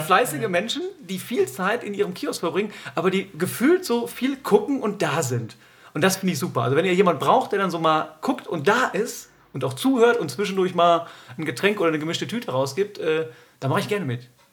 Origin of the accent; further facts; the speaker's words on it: Duisburg, North Rhine-Westphalia, Germany; also born or lived in Cologne / Oldenburg; now in Münster, Germany; ich bin aus dem Ruhrgebiet, muss man dazu sagen. Ich bin in, in Duisburg, äh, Hamborn geboren